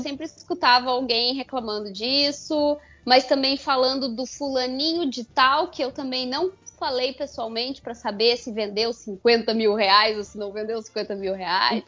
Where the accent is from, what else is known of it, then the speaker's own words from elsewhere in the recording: Porto Alegre, Rio Grande do Sul, Brazil; eu que sou de Porto Alegre